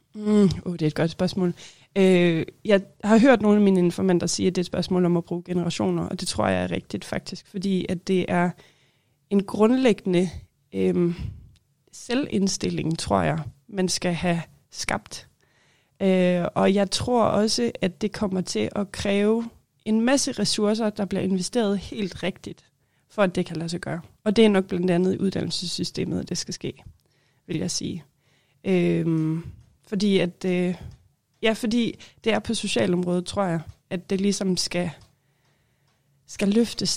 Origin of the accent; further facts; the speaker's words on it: Holstebro, Central Denmark Region, Denmark; also born or lived in Aarhus; now in Greenland; jeg kommer fra Holstebro i Vestjylland